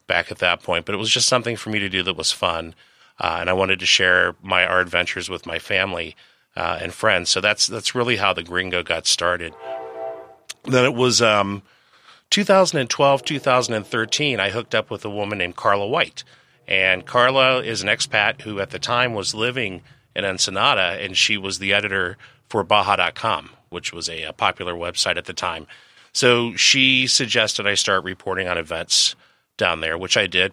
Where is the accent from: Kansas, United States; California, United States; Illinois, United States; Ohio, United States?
Ohio, United States; Dayton; moved away as an adult; also born or lived in San Diego; in Dayton, Ohio, my hometown